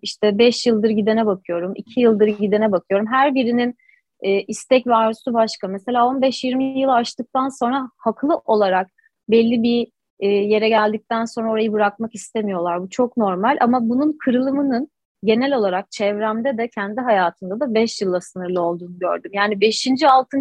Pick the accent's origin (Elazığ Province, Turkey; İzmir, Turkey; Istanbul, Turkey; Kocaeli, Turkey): Istanbul, Turkey; 89 ee, yılı İstanbul doğumluyum. İstanbul Anadolu yakasında doğdum, büyüdüm, yetiştim.